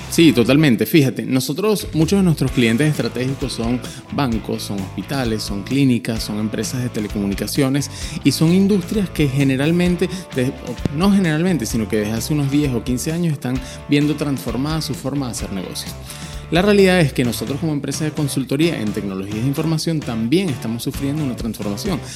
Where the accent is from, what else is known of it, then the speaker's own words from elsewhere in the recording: Venezuela; moved away as an adult; also born or lived in Panama; now in Chile; yo soy venezolano, estuve viviendo los últimos cuatro años en Panamá y desde noviembre estoy aquí en Chile